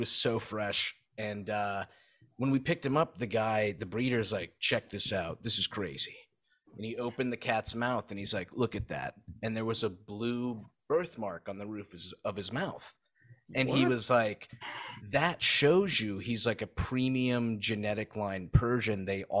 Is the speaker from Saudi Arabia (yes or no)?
yes; Saudi Arabia; I grew up in Saudi